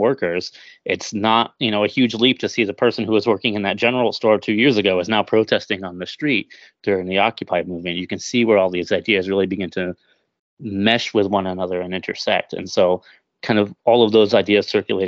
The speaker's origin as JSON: {"language": "English", "town": "Chelsea", "region": "Vermont", "country": "United States", "tie": "born or raised there", "said": "general store in Chelsea, Vermont, my hometown"}